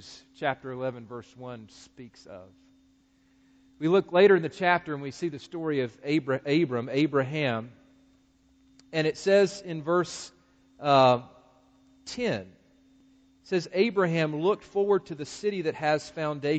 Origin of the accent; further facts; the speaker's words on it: Greensboro, North Carolina, United States; my hometown of Greensboro, North Carolina